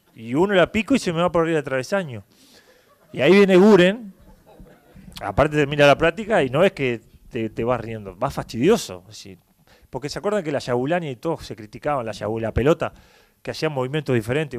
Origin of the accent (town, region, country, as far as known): Uruguay; moved away as an adult